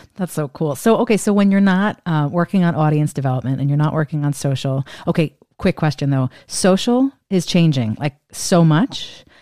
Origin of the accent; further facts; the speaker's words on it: Northeast, United States; moved away as an adult; now in Washington, D.C., United States; I'm from the Northeast